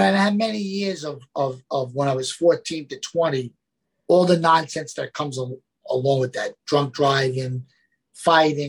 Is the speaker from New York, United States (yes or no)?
yes; New York City, New York, United States; accent: New Yorker; I grew up in an Italian Catholic family in the Bronx